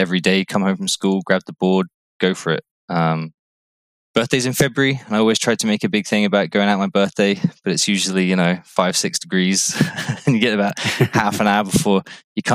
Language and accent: English; Cornwall, South West England, United Kingdom; moved away as an adult; also born or lived in Hampshire; now in Barbados; Originally from Cornwall in the UK. I moved to Barbados in 2011.